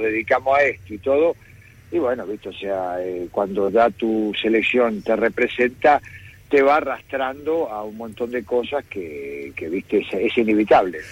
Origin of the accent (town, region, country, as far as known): Argentina